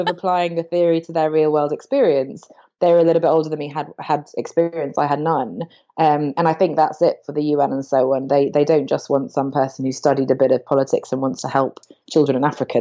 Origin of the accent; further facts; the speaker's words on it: England, United Kingdom; I grew up in England, but I changed to an American school